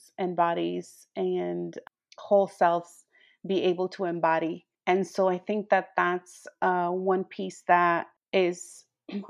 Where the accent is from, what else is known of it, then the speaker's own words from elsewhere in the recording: Cananea, Sonora, Mexico; now in Tucson, United States; I was born in Cananea, Sonora, which is a little mining town about maybe 50 minutes away from the Arizona border